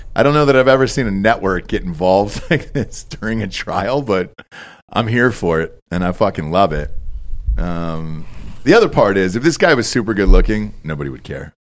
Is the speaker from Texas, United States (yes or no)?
no; Georgia, United States; moved away as an adult; also born or lived in North Carolina / Los Angeles; I grew up in Georgia my entire life